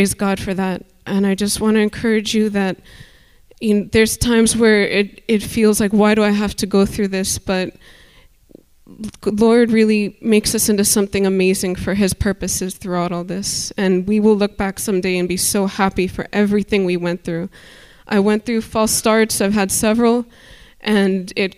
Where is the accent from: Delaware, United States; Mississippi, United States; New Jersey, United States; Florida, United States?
Florida, United States; Miami; I'm from Miami